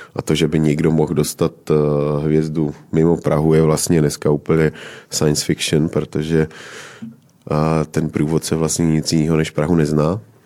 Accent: Moravia, Czechia; já pocházím z Moravy

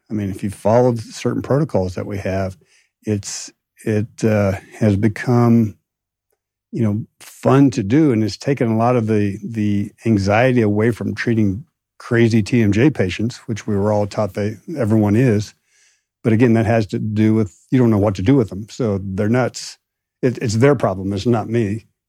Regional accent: Midwest, United States; now in Austin, United States; growing up in the Midwest

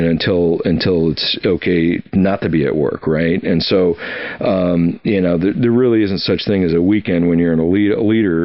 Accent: Oshkosh, Wisconsin, United States; moved away; also born or lived in Alaska / Washington D.C. / Key West, Florida; I grew up in Oshkosh, Wisconsin, on a lake, you know, freshwater

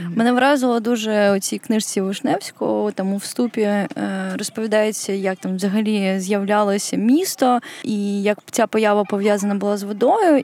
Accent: Kyiv, Ukraine; Я виросла у Києві

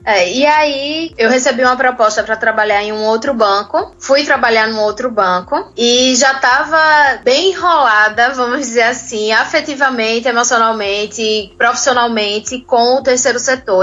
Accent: Recife, Pernambuco, Brazil; eu vim da comunidade, uma, uma periferia aqui do Recife

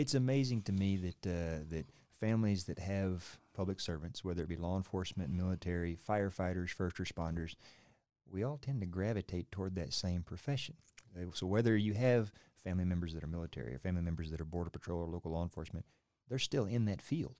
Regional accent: Oklahoma, United States; moved away; I came from Oklahoma, about as, as, as central as you can get

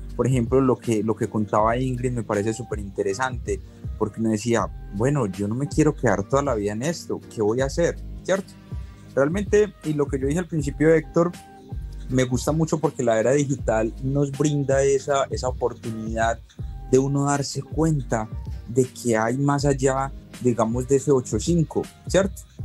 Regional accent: Colombia; now in Los Angeles, United States; Soy de Colombia, vivo en Los Ángeles

